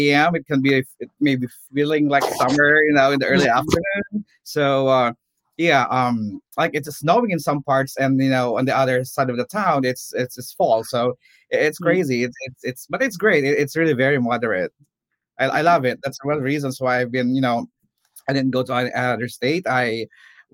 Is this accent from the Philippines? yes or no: yes; Philippines; now in Charlotte, United States; I'm originally from the Philippines. I came to the U.S. in 2002.